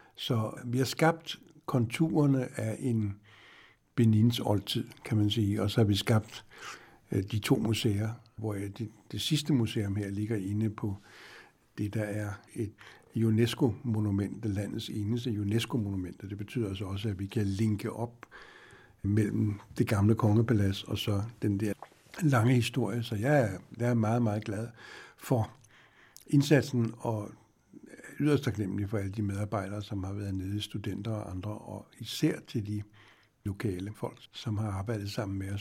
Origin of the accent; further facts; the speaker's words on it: Denmark; som dansker